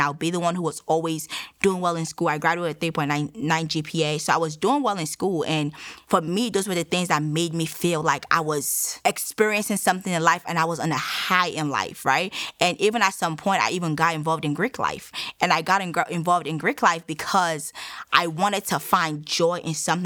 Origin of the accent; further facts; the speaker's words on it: Nigeria; now in United States; I am Nigerian. Um, I relocated to the United States in 2009